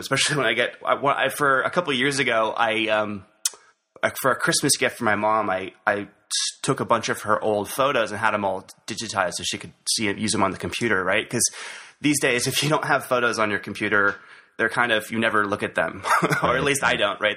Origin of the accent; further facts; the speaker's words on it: Santa Barbara, California, United States; also born or lived in Goleta, California; I am a native Californian. Uh, I was born here in Santa Barbara, actually in uh, a little town north of here called Goleta. But I've lived in Santa Barbara most of my life